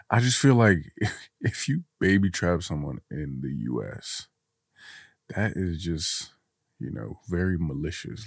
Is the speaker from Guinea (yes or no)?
yes; Guinea; now in United States; I'm from Guinea